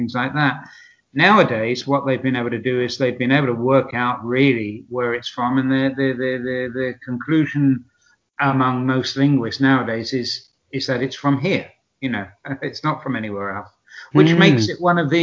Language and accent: English; Southend-on-Sea, East of England, United Kingdom; moved away as an adult; also born or lived in Cardiff, Wales; now in San Sebastian, Spain; I'm originally from Southend-on-Sea in Essex